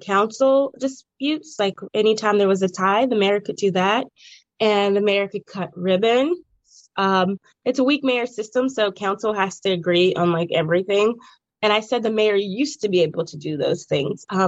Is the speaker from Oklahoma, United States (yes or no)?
no; Braddock, Pennsylvania, United States; I actually requested to be in my hometown